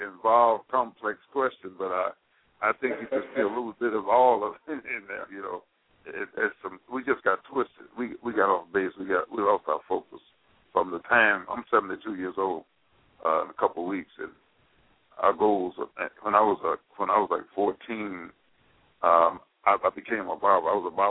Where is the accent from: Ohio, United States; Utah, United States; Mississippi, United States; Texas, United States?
Mississippi, United States; moved away; I came here in 1947 from Mississippi, and it's always been a viable place.